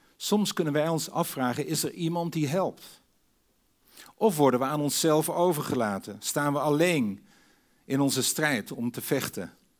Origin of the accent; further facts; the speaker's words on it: Sneek, Friesland, Netherlands; Ik groeide op in Sneek in Friesland tussen de meren.